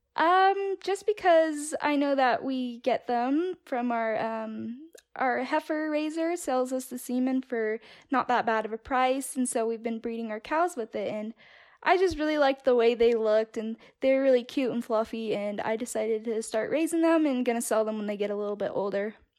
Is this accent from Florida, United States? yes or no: no; California, United States; moved away as an adult; now in Castleford, United States; I'm originally from California. I was born and raised there, and my parents had a dairy farm in the Central Valley